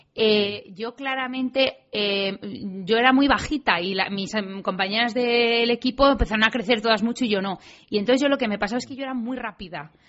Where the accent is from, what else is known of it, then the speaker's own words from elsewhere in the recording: Madrid, Community of Madrid, Spain; yo nací en Madrid, en el centro además